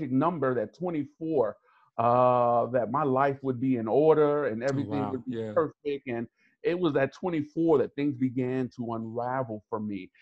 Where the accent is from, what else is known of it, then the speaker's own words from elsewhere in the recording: New York City, New York, United States; growing up in New York City, living in every borough except for Staten Island